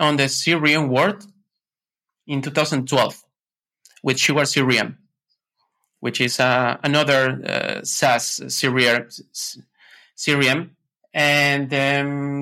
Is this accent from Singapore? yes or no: no; Ecuador; now in Amsterdam, Netherlands; I was born in Ecuador. I am originally from Ecuador